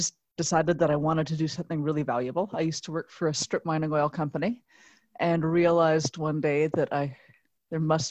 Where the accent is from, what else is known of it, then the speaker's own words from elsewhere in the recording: Ottawa, Ontario, Canada; moved away as an adult; also born or lived in Waterloo / India; I'm originally from Ottawa, went to school at Waterloo, moved to India for 6 years